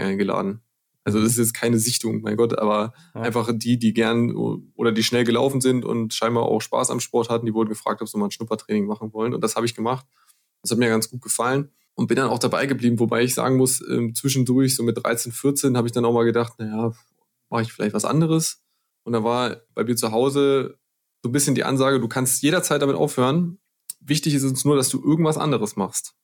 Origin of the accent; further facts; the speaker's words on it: Clausthal-Zellerfeld, Lower Saxony, Germany; ich komme ja aus dem Harz, aus Kloster-Zellerfeld